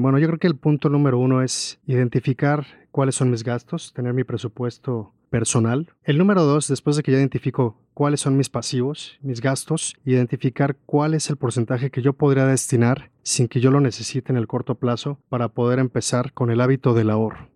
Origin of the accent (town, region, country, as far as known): Mexico